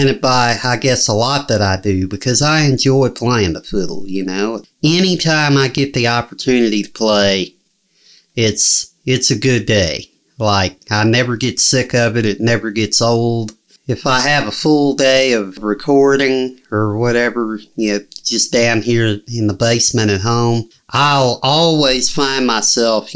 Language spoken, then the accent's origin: English; Henryville, Indiana, United States; also born or lived in Kentucky; my hometown, Henryville